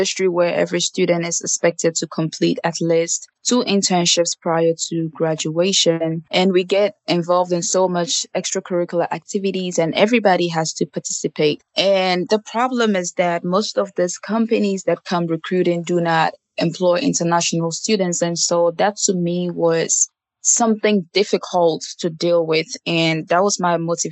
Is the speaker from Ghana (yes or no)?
yes; Ghana; moved away as an adult; now in United States; I came from Ghana in 2016 to pursue my degree in business administration